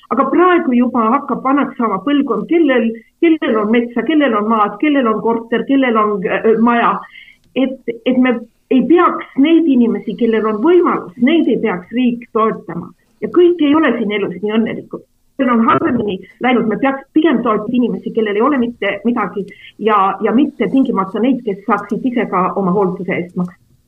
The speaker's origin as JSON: {"language": "Estonian", "town": "Räpina", "region": "Põlva County", "country": "Estonia", "tie": "born or raised there", "also_born_or_lived": "Võru", "said": "ma olen ise sellest samast Kagu-Eestist pärit, et minu perekond on Võrust pärit, aga mina olen üles kasvanud Räpinas"}